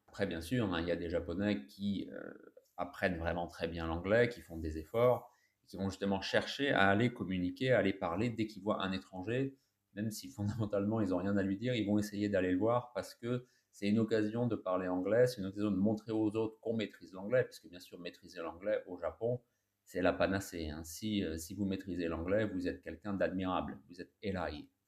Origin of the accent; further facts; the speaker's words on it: France; nous les Français, en anglais, on n'est pas très fort